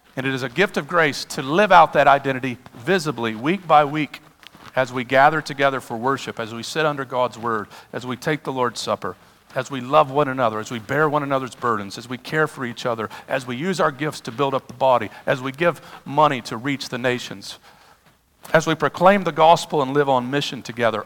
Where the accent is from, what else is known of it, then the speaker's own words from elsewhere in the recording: United States; I'm an American